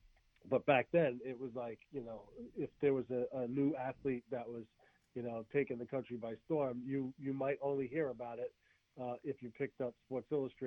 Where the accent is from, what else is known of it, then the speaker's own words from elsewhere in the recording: Bayonne, New Jersey, United States; I'm from Bayonne, New Jersey